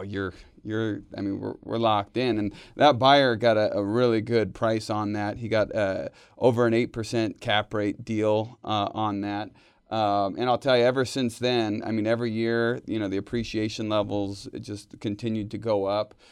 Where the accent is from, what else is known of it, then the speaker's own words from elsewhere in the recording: Bay Area, California, United States; moved away as an adult; also born or lived in Reno, Nevada; now in Northern Nevada, United States; I grew up in the Bay Area